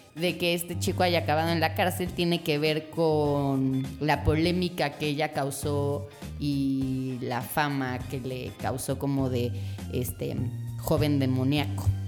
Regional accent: Mexico; uno como latino mexicano

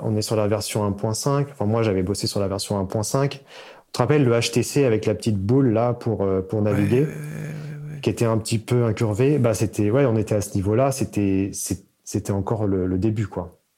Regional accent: Seine-et-Marne, Île-de-France, France; Je viens de Paris, en fait, de Seine-et-Marne

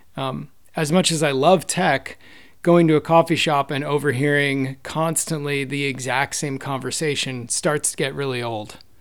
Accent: East Coast, United States; moved away as an adult; also born or lived in New York; now in San Francisco Bay Area, United States; I grew up on the East Coast and, uh, lived in New York for a while

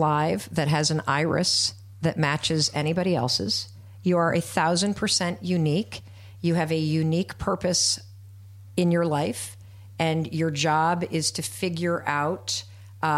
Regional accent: Midwest, United States; moved away as an adult; also born or lived in Hanover, New Hampshire / Boston / Manhattan; as a white woman growing up in the Midwest

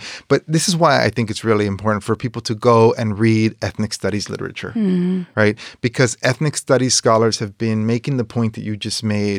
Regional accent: Coachella, California, United States; also born or lived in Los Angeles; I'm from Coachella. I'm from LA. I'm from California. Here. I'm American.

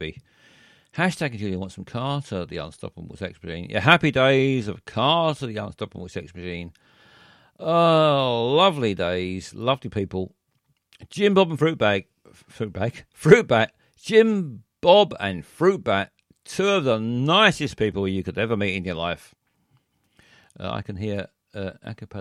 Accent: London, United Kingdom; I was born here. I was born in South London

